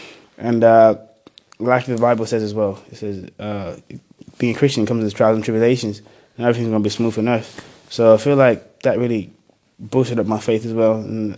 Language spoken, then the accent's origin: English; Zambia; born there; I was born originally in Africa, Zambia, so we lived there for a few years.